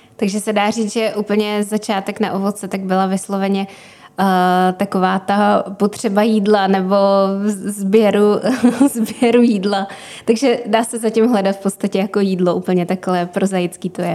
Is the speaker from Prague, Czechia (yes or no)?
yes; Prague, Czechia; jsem z Prahy